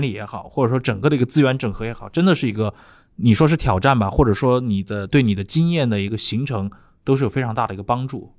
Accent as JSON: {"language": "Chinese", "country": "China", "said": "我们中国人"}